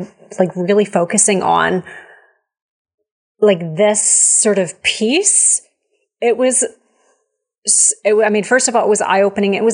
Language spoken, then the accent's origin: English; Canada; We're Canadian. I live up in the, like, near the mountains.